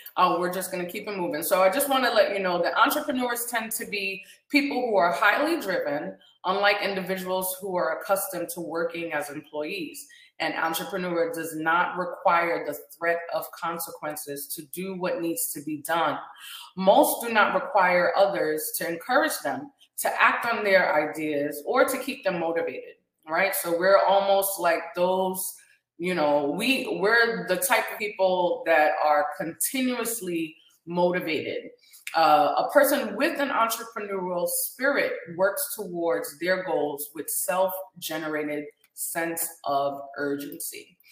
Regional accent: Guyana; now in Orlando, United States; we're from Guyana

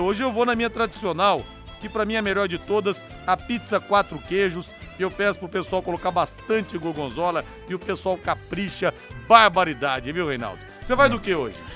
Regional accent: São José dos Campos, São Paulo, Brazil; now in Londrina, Brazil; eu, né, que sou paulista, ouvia muito a rádio de São Paulo, lá em São José dos Campos

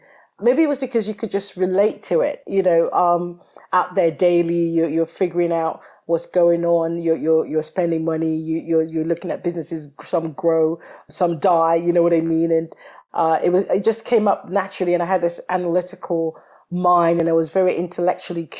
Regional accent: Nigeria; moved away as an adult; also born or lived in London; now in Toronto, Canada; I come from Nigeria as my background

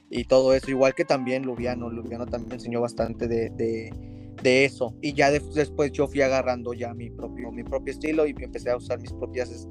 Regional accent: Monterrey, Nuevo León, Mexico; tengo 25 años de edad, soy originario de, de Monterrey, Nuevo León

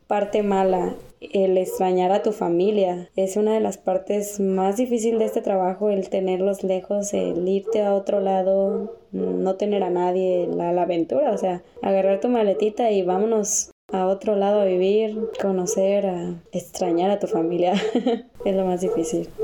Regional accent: Guadalajara, Jalisco, Mexico; De Guadalajara

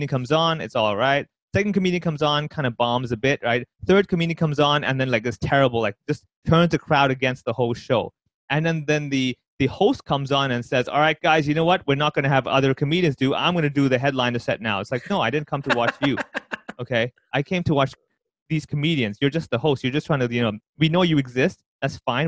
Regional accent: Hong Kong

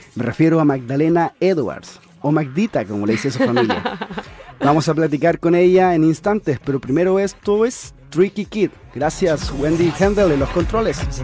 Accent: Chile; yo siento también como chileno

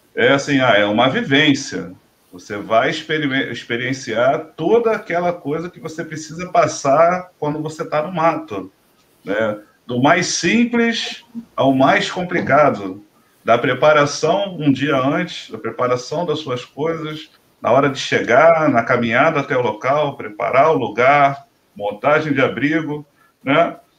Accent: Rio de Janeiro, Brazil; a gente é aqui do Rio de Janeiro

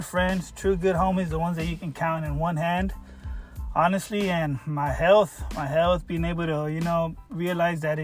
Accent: Southern California, United States; also born or lived in Burbank, California / San Fernando Valley, Los Angeles / South Bay, San Diego / Arizona; I was born in Burbank, California, Los Angeles area. I was raised half my life in the San Fernando Valley, A18 represent, and the other half my life in South Bay, San Diego, 619 represent

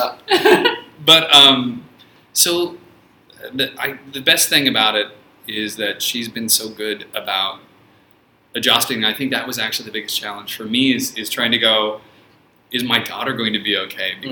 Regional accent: San Francisco, California, United States; also born or lived in Australia; now in China; I'm originally from San Francisco in the United States

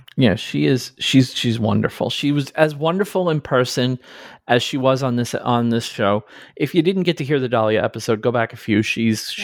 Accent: New York, United States; now in New Jersey, United States; I'm from New York. I live in New Jersey.

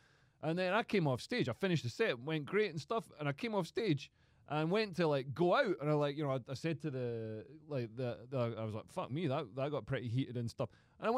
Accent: Scotland, United Kingdom; I'm Scottish

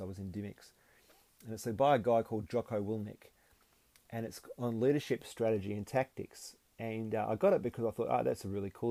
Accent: Perth, Western Australia, Australia; also born or lived in Gold Coast; When I moved back to Perth from the Gold Coast

